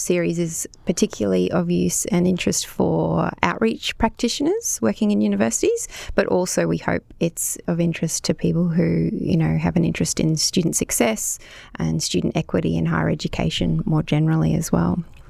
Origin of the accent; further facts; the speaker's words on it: Jagera and Turrbal country, Queensland, Australia; I'm a non-Indigenous woman born and raised on Jagera and Turrbal country